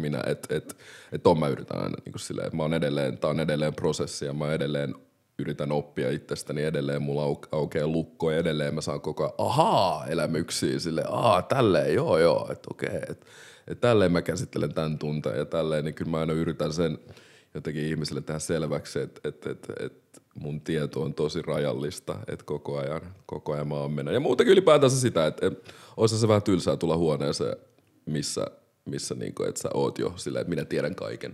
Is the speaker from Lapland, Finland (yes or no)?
no; Helsinki, Uusimaa, Finland; also born or lived in Democratic Republic of the Congo; mä oon kasvanut tosi monikulttuurisessa yhteisössä Malmilla